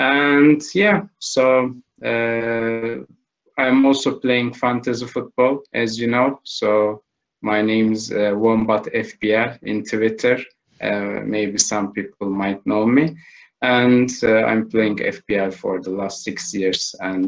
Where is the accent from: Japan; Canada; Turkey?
Turkey; Istanbul; also born or lived in London; I'm from Istanbul.